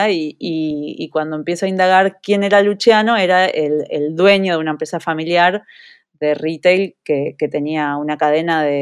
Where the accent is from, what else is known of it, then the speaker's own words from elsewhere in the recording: Uruguay; moved away as an adult; now in United States; Yo me fui de Uruguay con 23 años, eh, en la época por lo menos en las que mis amigas seguían viviendo con sus padres hasta, hasta los 28, 30 años, eh, y, decidí probar suerte en Estados Unidos.